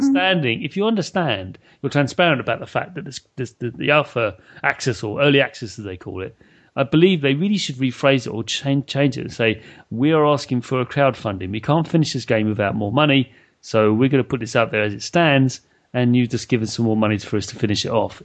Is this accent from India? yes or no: no; United Kingdom; I'm British